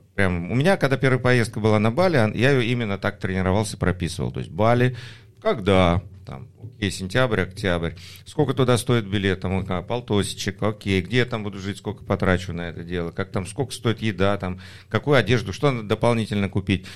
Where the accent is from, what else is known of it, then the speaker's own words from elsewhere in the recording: Batumi, Adjara, Georgia; moved away; Я вырос в Батуми, мне приятно там иметь а, апартаменты